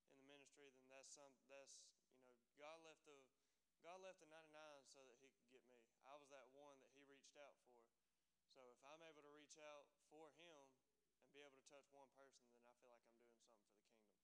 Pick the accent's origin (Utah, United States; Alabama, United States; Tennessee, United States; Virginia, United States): Alabama, United States; Dothan; I'm from Dothan, Alabama. If nobody knows where that's at, it's down at the very bottom